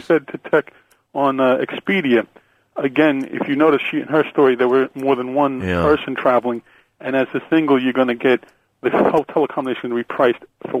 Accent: United States; I'm from America and a former travel agent.

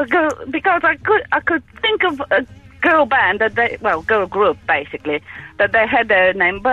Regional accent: Bulgaria; moved away; Originally, I come from Bulgaria.

